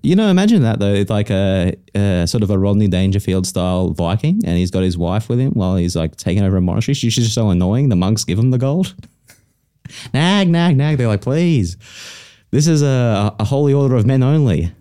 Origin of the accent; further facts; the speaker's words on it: South East Queensland, Australia; I'm like from South East Queensland